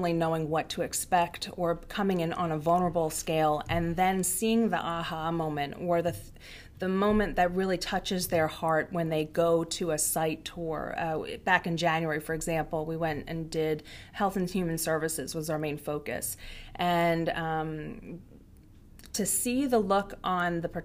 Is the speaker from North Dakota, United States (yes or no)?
no; Long Island, New York, United States; moved away as an adult; my husband and I, we both grew up on Long Island. We're both born and raised there